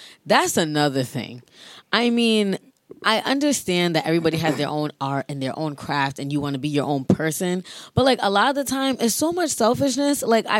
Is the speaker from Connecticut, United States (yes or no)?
no; Rhode Island, United States; Every time I leave the state and I tell people I'm from Rhode Island, they're like, Long Island?